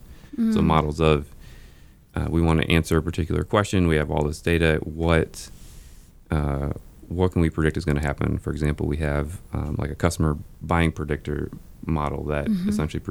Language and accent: English; St. Louis, Missouri, United States; now in Kansas City, United States; St. Louis.